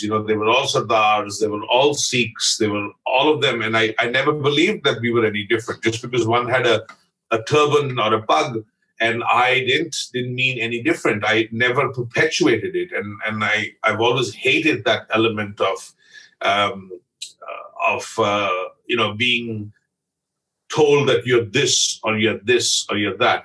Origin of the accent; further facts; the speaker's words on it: Amritsar, Punjab, India; moved away as an adult; also born or lived in Bombay; now in Canada; I'm a Punjabi from Amritsar. I was born literally a block and a half away from the Harmandir Sahib Gurdwara in Amritsar.